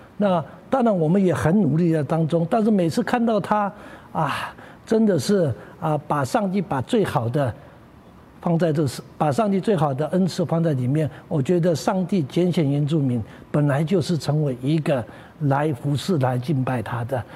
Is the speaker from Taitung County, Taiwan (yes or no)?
no; Nanshan Village, Datong Township, Yilan County, Taiwan; 故乡是在宜兰县、大同乡、南山村，是一个海拔一千五百公尺的太平山的，还要在深山的那地方，实， 实际上是一个鸟不生蛋的地方